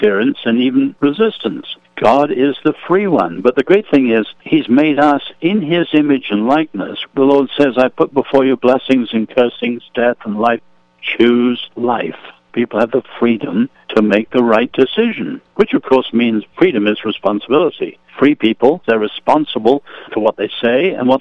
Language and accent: English; England, United Kingdom; I'm an Englishman, I'm not American